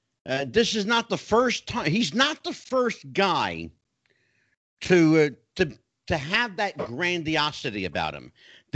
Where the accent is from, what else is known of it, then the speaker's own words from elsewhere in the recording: Philadelphia, Pennsylvania, United States; I grew up in South Philadelphia. I grew up at Broad and McKean, St. Agnes Hospital